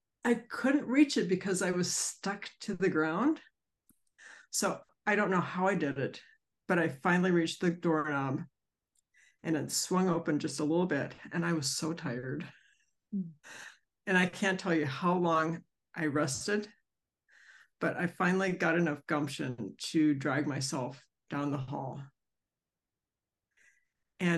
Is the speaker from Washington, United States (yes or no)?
no; Centreville, Virginia, United States; I'm from Centerville, Virginia